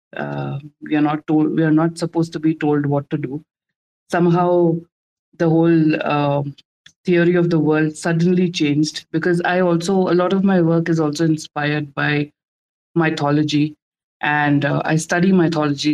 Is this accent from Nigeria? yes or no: no; India; I'm from India